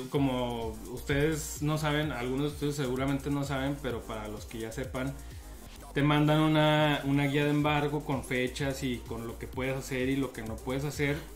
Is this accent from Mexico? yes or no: yes; Mexico; como mexicanos